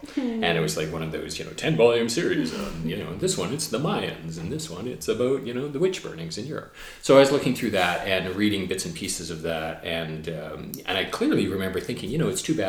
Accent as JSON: {"language": "English", "town": "Burnaby", "region": "British Columbia", "country": "Canada", "tie": "born or raised there", "moved": "yes", "lives_now": "Victoria, Canada", "said": "I grew up in a suburb of Vancouver. I grew up in Burnaby."}